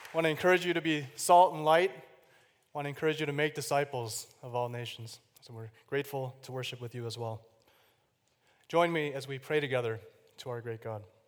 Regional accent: Chicago, Illinois, United States; I was born in Chicago, Illinois, the oldest of three boys

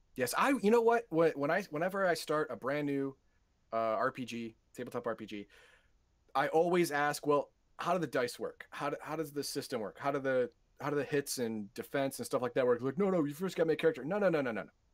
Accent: United States; I'm an American

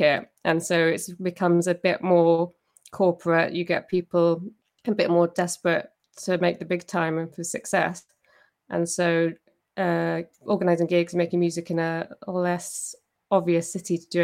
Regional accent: Cornwall, South West England, United Kingdom; now in Edinburgh, United Kingdom; I am actually from Cornwall

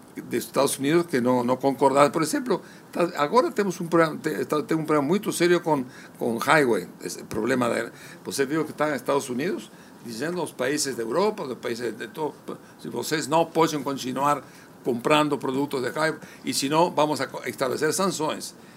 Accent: Uruguay; also born or lived in Spain; Yo nací en España. fui de tres años con mi madre. Mas no es que pegamos su barco, llegamos a Uruguay y nos instalamos

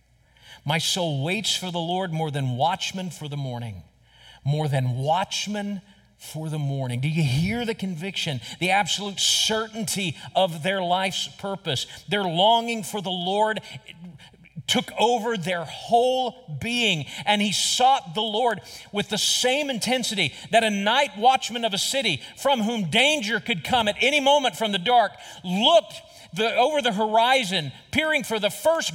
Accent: United States; as American Christians

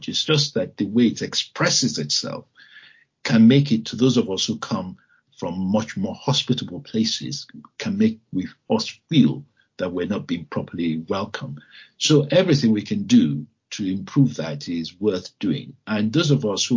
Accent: Lagos, Nigeria; moved away as an adult; now in United Kingdom; I was born in Lagos

